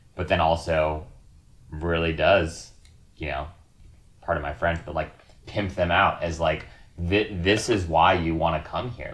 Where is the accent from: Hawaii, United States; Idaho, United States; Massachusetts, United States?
Hawaii, United States; the place I was born and raised in Hawaii